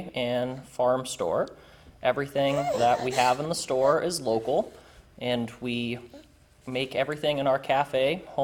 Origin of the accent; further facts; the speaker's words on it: North Andover, Massachusetts, United States; moved away as an adult; now in Liberty, United States; I grew up in North Andover, Massachusetts